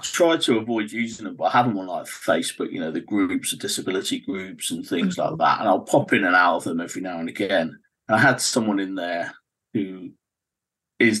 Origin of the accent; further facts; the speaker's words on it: Cornwall, South West England, United Kingdom; So I grew up in Cornwall.